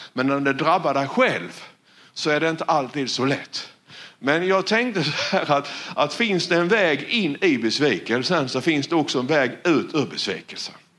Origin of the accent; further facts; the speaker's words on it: Sweden; jag växte ju upp här. Ja, det vet ni om. Jag är ju från Valjeva